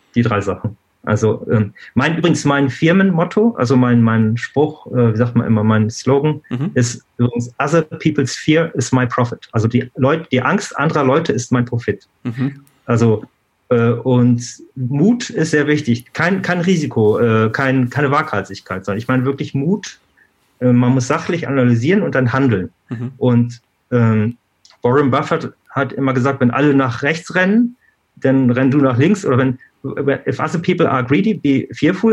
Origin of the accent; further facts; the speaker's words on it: Germany; moved away as an adult; also born or lived in Switzerland; ich bin in Deutschland aufgewachsen, habe in Deutschland studiert